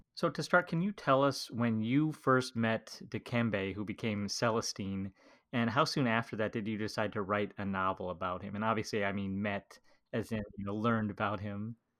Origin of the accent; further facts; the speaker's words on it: United States; as an American